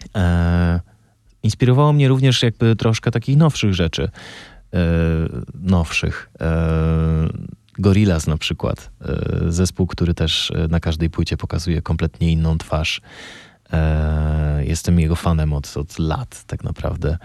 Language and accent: Polish; Bielsko-Biała, Silesian Voivodeship, Poland; ja się wychowałem w Bielsku Białej